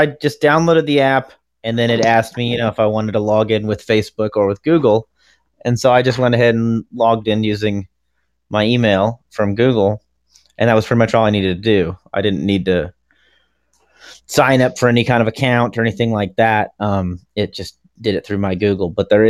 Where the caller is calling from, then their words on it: Beaufort, Georgia, United States; My house. On my cell phone. In Beaufort, Georgia.